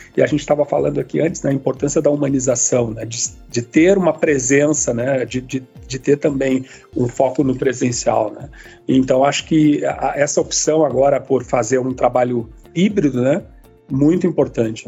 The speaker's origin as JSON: {"language": "Portuguese", "region": "Rio Grande do Sul", "country": "Brazil", "said": "aqui em São Leopoldo como gaúcho"}